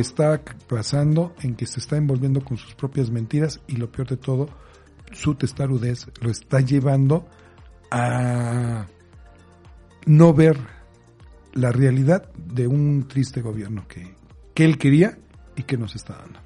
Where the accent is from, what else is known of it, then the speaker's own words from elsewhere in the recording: Mexico; como buen mexicano